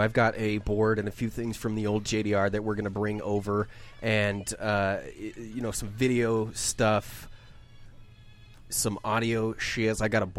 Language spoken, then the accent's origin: English; Colorado, United States; born or raised there